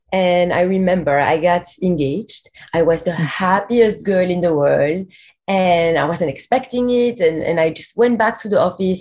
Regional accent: Belgium; moved away as an adult; also born or lived in New York; we're both from Belgium originally

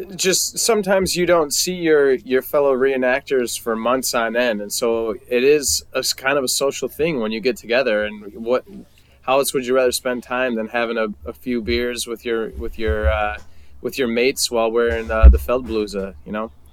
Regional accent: United States; most of us Americans

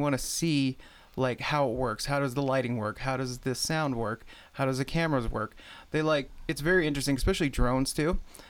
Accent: Great Falls, Montana, United States; also born or lived in Browning, Montana; So I was born in Browning, Montana, and then my family moved here when I was almost 1 year old. And yeah, grew up in Great Falls, Montana, then went to school at the University of Montana. And then I came back to Great Falls

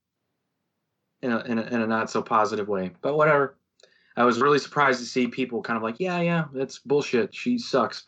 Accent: St. Louis, Missouri, United States; Oh, St. Louis, Missouri

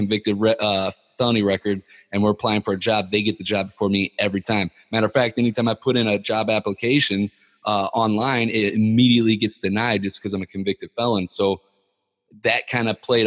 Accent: Ferguson, Missouri, United States; growing up in Ferguson, Missouri

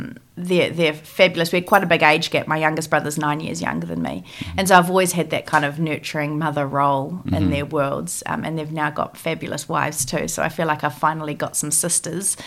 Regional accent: Auckland, New Zealand; also born or lived in Germany; I grew up in Tamaki Makaurau, Auckland

